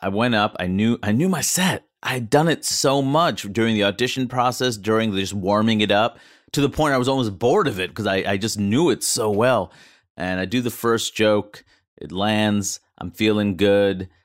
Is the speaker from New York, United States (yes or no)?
yes; New York, United States; as a New Yorker